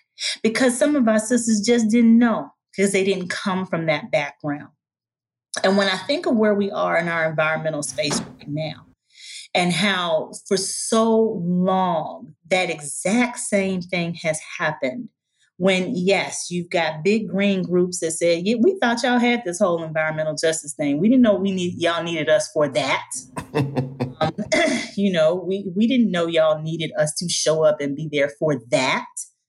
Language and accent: English; the South, United States; I'm from the South. And I got to come in here and I got to mix and mingle with my sisters from the West Coast and from the Caribbean.